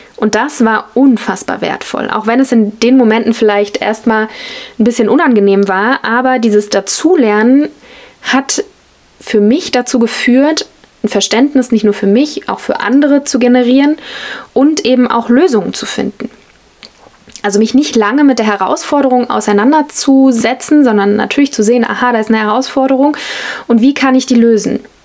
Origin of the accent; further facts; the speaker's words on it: Germany; als Deutsche oder Westlerin, Europäerin